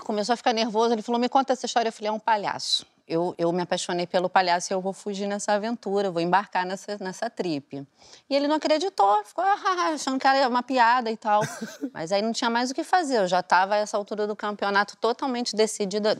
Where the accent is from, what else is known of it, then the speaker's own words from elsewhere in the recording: Aracaju, Sergipe, Brazil; moved away; eu sou de Aracaju, né? Eu morava em Aracaju na época